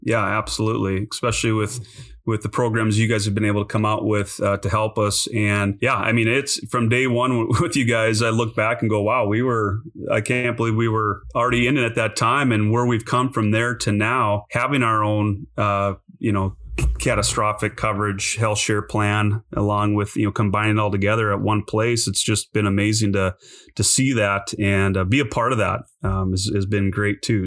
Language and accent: English; North Dakota, United States; moved away as an adult; also born or lived in Montana; I grew up in North Dakota